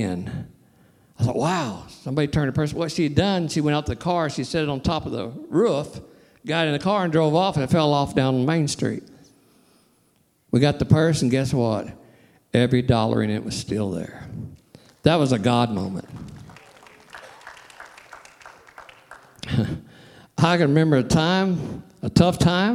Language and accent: English; Sikeston, Missouri, United States; I'm from Sykeston. I love Sykeston. It's my hometown.